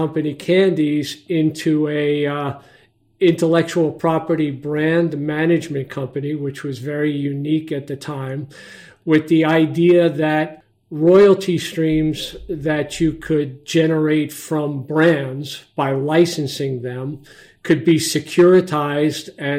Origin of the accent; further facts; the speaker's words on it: New York City, New York, United States; moved away as an adult; now in Montclair, United States; I grew up and spent a good part of my younger life in Brooklyn, New York